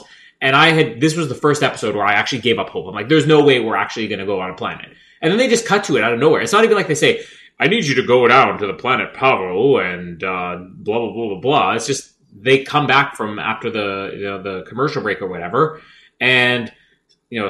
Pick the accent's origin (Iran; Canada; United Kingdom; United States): Canada; We're Canadian. We know French.